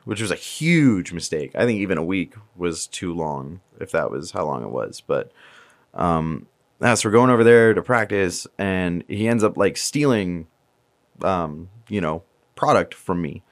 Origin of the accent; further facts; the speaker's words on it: Virginia, United States; moved away as an adult; also born or lived in Tampa, Florida; now in Florida, United States; we're from Virginia